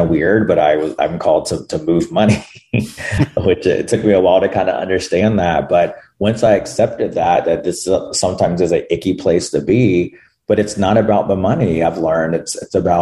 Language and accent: English; North Carolina, United States; North Carolina, which is where I'm from